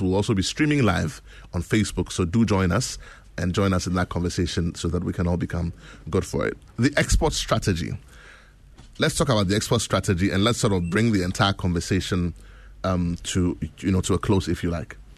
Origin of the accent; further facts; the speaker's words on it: Ghana; we celebrate everything that makes us Ghanaian